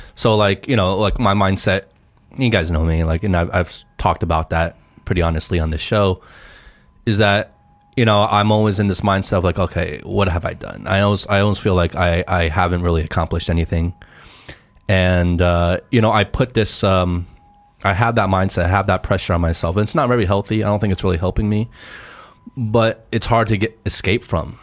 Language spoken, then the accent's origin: English; United States; moved away as an adult; now in China; Growing up in America